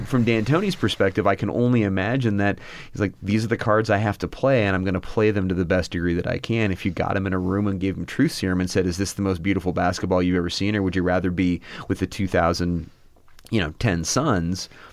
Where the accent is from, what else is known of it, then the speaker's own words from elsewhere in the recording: Tucson, Arizona, United States; I grew up in Tucson, Arizona, and, uh, went to college here